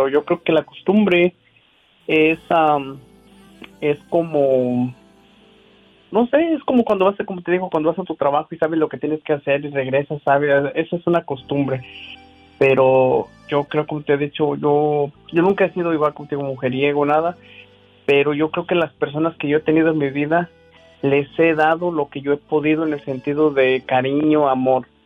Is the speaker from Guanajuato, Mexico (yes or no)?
yes; Guanajuato, Mexico; soy originario de Guanajuato, Diva.